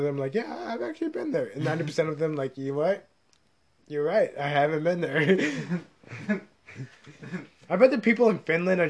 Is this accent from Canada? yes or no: no; India; I am Indian.